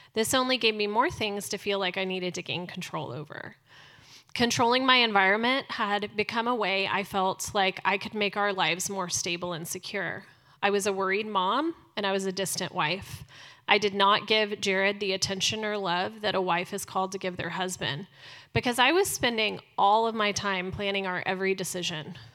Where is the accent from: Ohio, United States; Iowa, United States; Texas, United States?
Texas, United States; Dallas; I was born here in Dallas